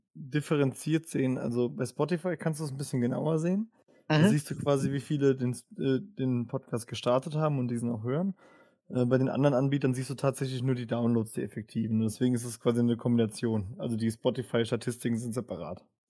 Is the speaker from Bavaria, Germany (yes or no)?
no; Worms, Rhineland-Palatinate, Germany; ich bin in Worms aufgewachsen, in der Nähe von Mannheim